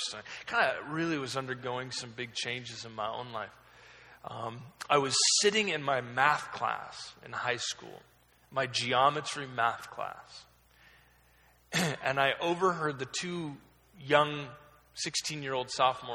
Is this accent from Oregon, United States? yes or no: yes; Oregon, United States; I was raised in Oregon. I was kind of lived there my entire life